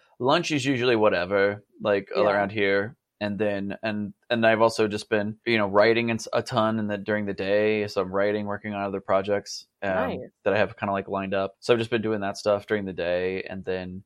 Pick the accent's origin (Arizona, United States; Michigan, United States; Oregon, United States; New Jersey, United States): Arizona, United States; I grew up in Arizona